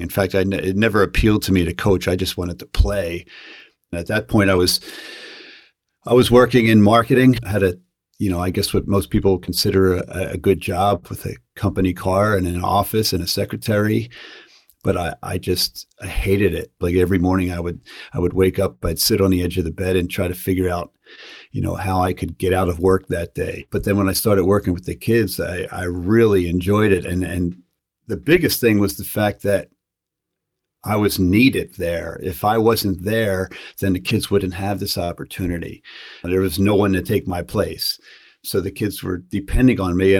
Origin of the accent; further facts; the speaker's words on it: Philadelphia, Pennsylvania, United States; I grew up in Northeast Philadelphia in the Mayfair section of the city